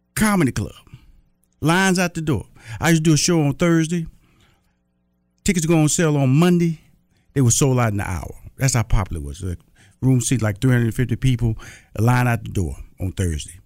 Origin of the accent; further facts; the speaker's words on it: Texas, United States; also born or lived in Atlanta, Georgia; I'm from Texas